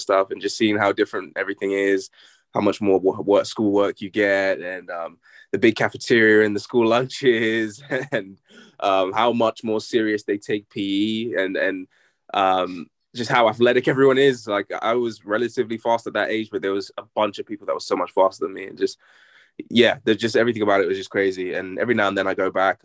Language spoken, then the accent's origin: English; England, United Kingdom; also born or lived in Lafayette, Louisiana, United States; I was born in England, so I'm English. But I moved to the States when I was like one years old. So I lived there until I was about eight, nine years old. I grew up in Lafayette, Louisiana.